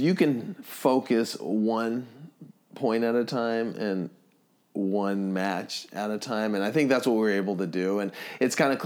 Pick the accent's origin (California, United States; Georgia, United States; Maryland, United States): California, United States; Laguna Beach; Laguna, my hometown